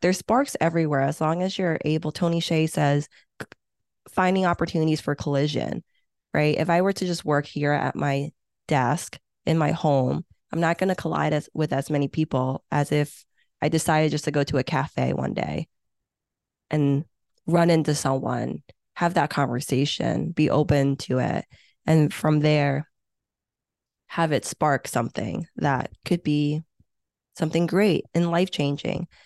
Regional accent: Hong Kong; English is a second language; now in United States; I was born in Hong Kong

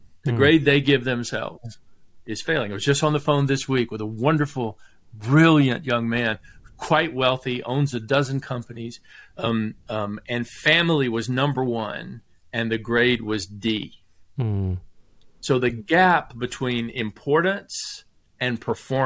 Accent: the South, Southern United States, United States; I'm a Southerner by birth, and my grandfather was Irish

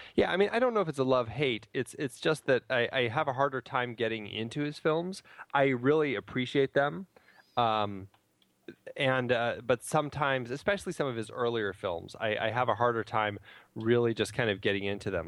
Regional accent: United States; as an American

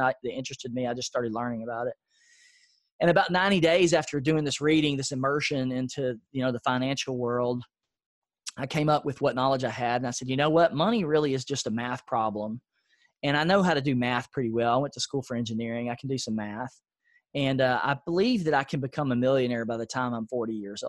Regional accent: Nashville, Tennessee, United States; I grew up in a low-income area of Nashville. It's called East Nashville

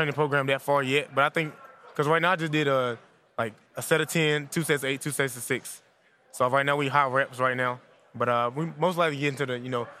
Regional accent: North Carolina, United States; born or raised there

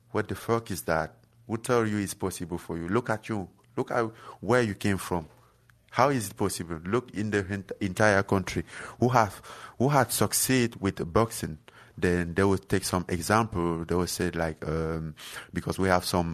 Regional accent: Cameroon; moved away; where I'm from Cameroon and from some small village

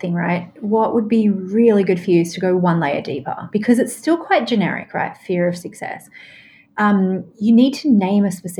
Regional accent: Australia; I mean, I'm Australian, right?

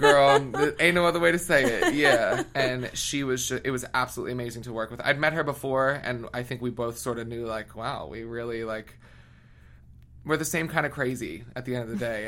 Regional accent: outside Philadelphia, Pennsylvania, United States; moved away as an adult; also born or lived in Boston / New York / London; I grew up in a small, obnoxious little white town, like 15 minutes outside of Philly

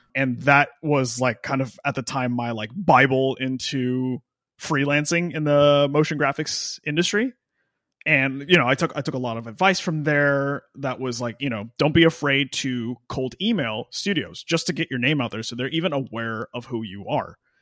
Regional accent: Austin, Texas, United States; moved away; also born or lived in Nashville, Tennessee / Los Angeles, California; I grew up in Austin, Texas, and then I moved to Nashville.

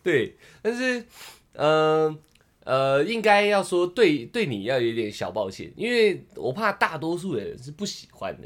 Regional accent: Tamsui, New Taipei, Taiwan; 我老家靠海。然后 我从国中就在淡水

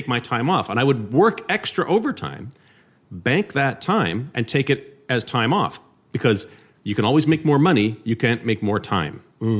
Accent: Gatineau, Quebec, Canada; moved away as an adult; also born or lived in Toronto; I grew up in Hull, Quebec, just across the river there, where Ottawa goes to party.

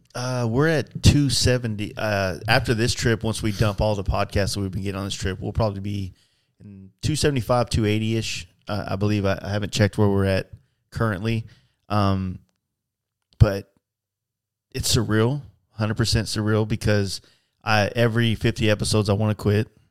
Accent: Texas, United States; I'm a biker from Texas

